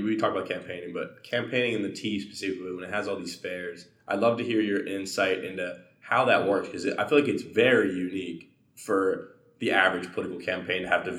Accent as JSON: {"language": "English", "area": "north of Pittsburgh", "region": "Pennsylvania", "country": "United States", "said": "so I come from Pittsburgh, north of Pittsburgh. This is my original area. I now live in the city limits when I'm there."}